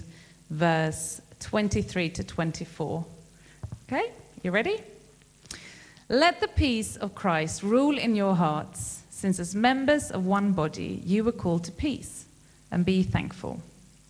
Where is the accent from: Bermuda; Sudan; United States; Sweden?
Sweden; now in United Kingdom; I am from Sweden